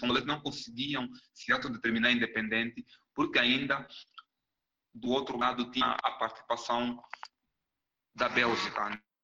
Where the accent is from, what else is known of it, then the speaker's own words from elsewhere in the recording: Angola; moved away as an adult; also born or lived in São Paulo, Brazil; now in Minas Gerais, Brazil; eu sou angolano, né? Vim da Angola em 2011 para o Brasil